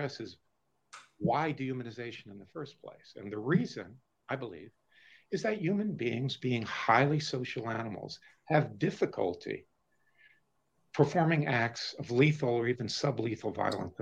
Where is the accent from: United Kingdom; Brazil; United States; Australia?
United States; Deep South; I grew up in the Deep South in the 50s and 60s